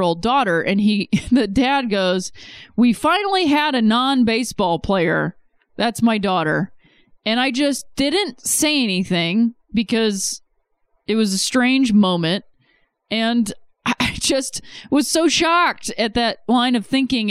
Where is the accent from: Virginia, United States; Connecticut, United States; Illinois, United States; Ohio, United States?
Ohio, United States; I'm from Ohio